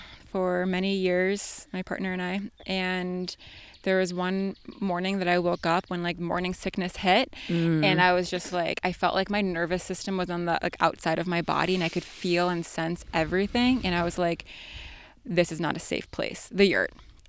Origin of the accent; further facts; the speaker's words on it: Hamburg, New York, United States; So I grew up in Western New York, in Hamburg, in the suburbs.